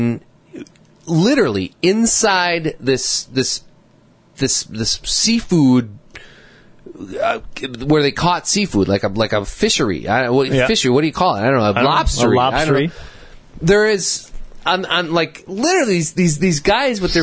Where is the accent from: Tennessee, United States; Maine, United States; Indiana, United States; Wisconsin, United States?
Wisconsin, United States; we're from Wisconsin, and we're up here just visiting.